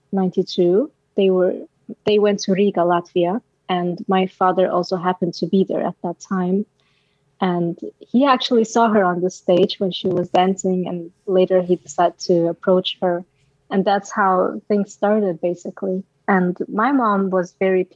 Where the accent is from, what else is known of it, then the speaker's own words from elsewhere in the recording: Aalborg, North Denmark Region, Denmark; English is a second language; now in Copenhagen, Denmark; I'm from Denmark, right? I was born and raised in Denmark